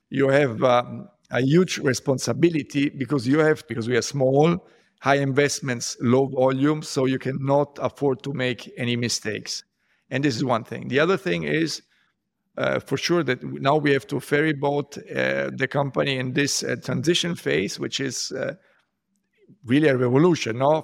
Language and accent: English; Rome, Lazio, Italy; I grew up in Rome